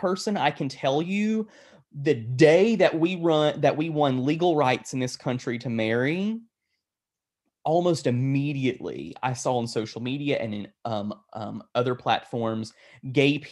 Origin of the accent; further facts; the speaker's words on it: United States; We as Christians, particularly Western American Christians